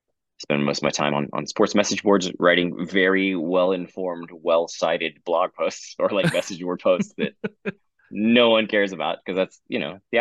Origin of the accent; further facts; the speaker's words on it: Houston, Texas, United States; we're from Houston, and it's such a, like, a sort of cultural blending pot